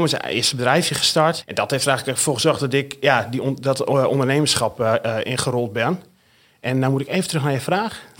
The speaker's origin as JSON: {"language": "Dutch", "region": "the north of the Netherlands", "country": "Netherlands", "accent": "northern Dutch", "said": "En zoals je aan mijn accent kunt horen, en die verbloem ik ook niet meer, kom ik uit het noorden van, van Nederland"}